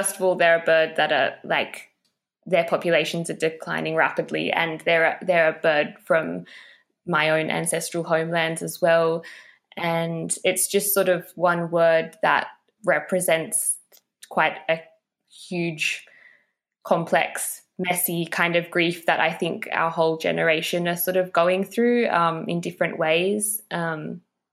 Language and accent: English; Australia; growing up in Australia